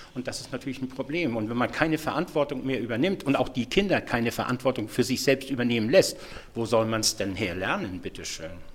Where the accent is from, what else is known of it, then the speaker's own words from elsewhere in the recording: Schleswig-Holstein, Germany; Ich komme aus Schleswig-Holstein.